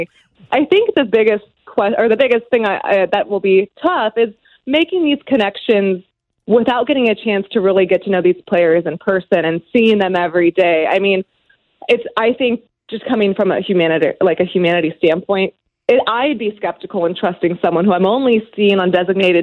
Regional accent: between Sacramento and San Francisco, California, United States; moved away as an adult; also born or lived in Arizona; now in St. Louis, United States; I grew up in California, right in between Sacramento and San Francisco.

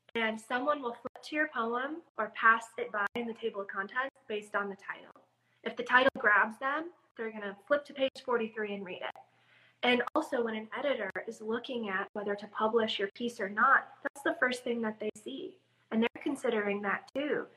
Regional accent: Midwest, United States; I'm from the Midwest

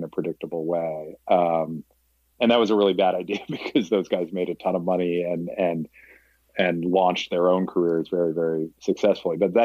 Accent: Scituate, Massachusetts, United States; moved away; also born or lived in New York City; I grew up in Scituate outside of Boston on the coast

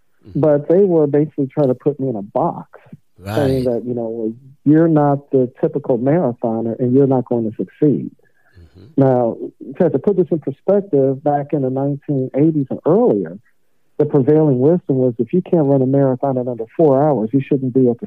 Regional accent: St. Louis, Missouri, United States; St. Louis there at my hometown

